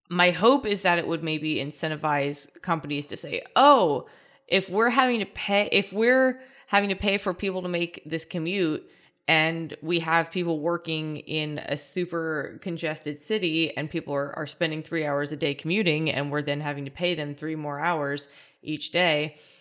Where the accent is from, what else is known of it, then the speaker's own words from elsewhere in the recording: New Orleans, Louisiana, United States; I'm from New Orleans